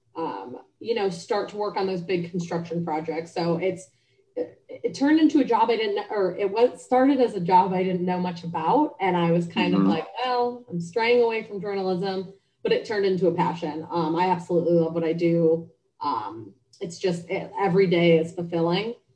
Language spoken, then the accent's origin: English; Cleveland, Ohio, United States; moved away as an adult; also born or lived in Cincinnati, Ohio; now in Charlotte, United States; I'm originally from Cleveland, Ohio. Um, I grew up there